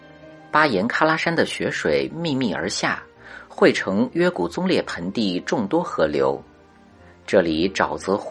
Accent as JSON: {"language": "Chinese", "country": "China", "said": "我们中国人"}